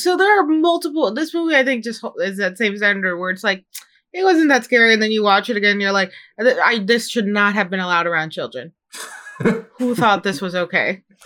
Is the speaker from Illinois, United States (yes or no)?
yes; Chicago, Illinois, United States; now in Seattle, United States; growing up in Chicago